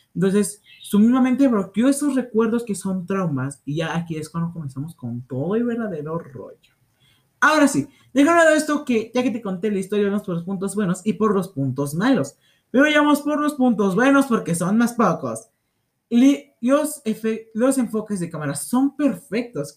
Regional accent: Mexico

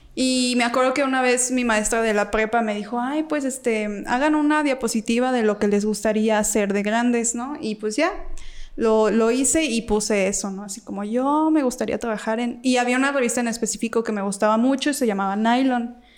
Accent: Guanajuato, Mexico; moved away; yo ni soy de aquí para mm. empezar, soy de Guanajuato

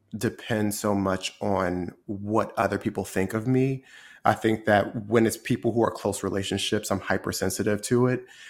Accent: Trenton, New Jersey, United States; moved away as an adult; also born or lived in Washington, D.C. / New York; I grew up in Trenton, New Jersey, which I, I grew up in a predominantly black environment.

